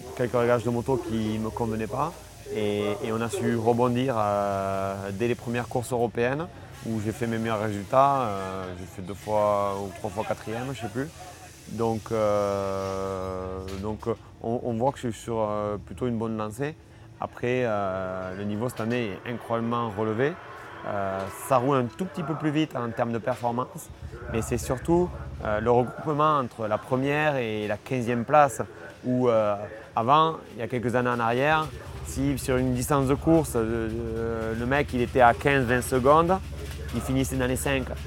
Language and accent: French; France; je suis français